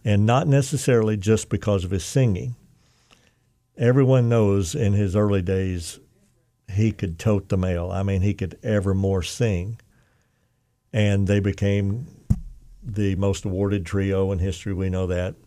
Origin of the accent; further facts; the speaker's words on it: Oklahoma, United States; moved away; also born or lived in Arkansas; I'm from Oklahoma originally